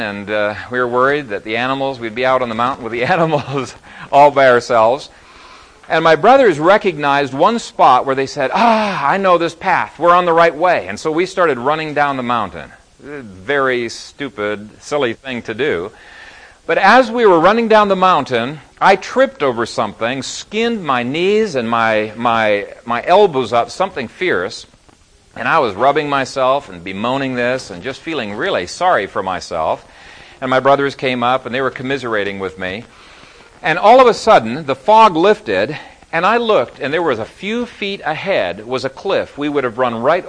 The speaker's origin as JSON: {"language": "English", "country": "Ethiopia", "tie": "born or raised there", "said": "When I was growing up in Ethiopia, there was a mountain range behind our house, and my brothers and I made a trek up there."}